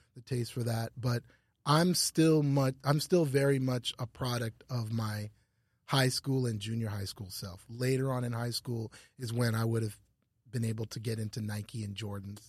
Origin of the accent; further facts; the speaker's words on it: Ottawa, Ontario, Canada; moved away as an adult; also born or lived in New York / Los Angeles / Louisiana; I grew up in, like, downtown Ottawa, and it was really multicultural